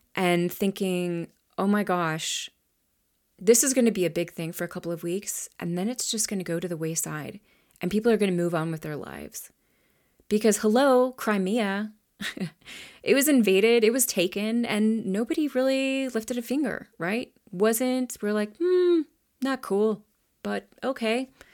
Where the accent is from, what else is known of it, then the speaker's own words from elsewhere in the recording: United States; I grew up here in the United States